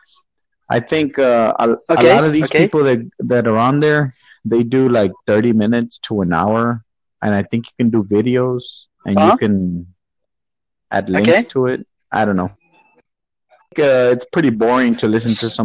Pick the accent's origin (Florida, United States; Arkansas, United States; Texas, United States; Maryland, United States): Texas, United States; I'm from Texas, US